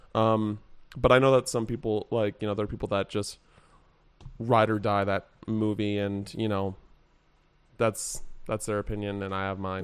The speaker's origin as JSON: {"language": "English", "town": "Henderson", "region": "Nevada", "country": "United States", "tie": "born or raised there", "also_born_or_lived": "England / Wichita, Kansas / Reno, Nevada", "said": "I technically grew up in Henderson"}